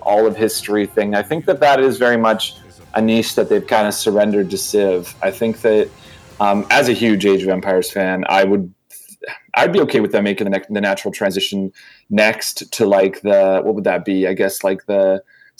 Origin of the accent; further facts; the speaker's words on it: Vancouver, British Columbia, Canada; my hometown here in Vancouver